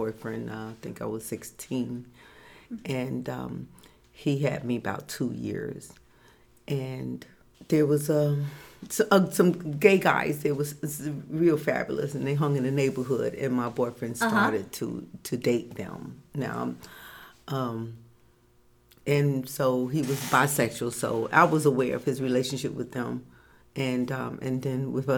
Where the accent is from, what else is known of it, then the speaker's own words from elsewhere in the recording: Newark, New Jersey, United States; I grew up in Newark, New Jersey